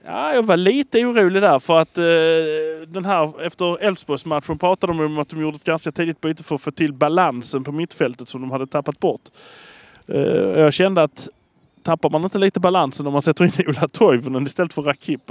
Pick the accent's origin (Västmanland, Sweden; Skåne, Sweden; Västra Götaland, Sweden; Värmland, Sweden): Skåne, Sweden; Malmö; vi är från Malmö